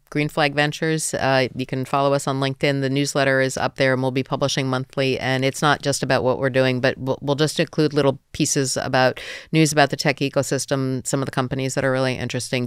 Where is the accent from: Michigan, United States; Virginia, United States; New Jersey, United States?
New Jersey, United States; moved away as an adult; also born or lived in Georgia; now in Ukraine; I come from New Jersey